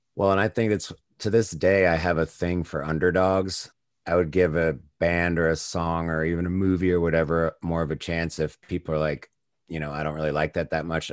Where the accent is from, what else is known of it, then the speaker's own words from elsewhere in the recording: United States; I probably got into them as early as an American could through M T V